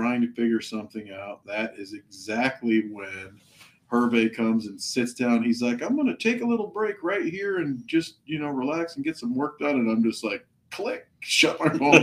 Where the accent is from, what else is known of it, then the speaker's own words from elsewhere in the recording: Iowa, United States; I am not from Ohio. I'm from Iowa.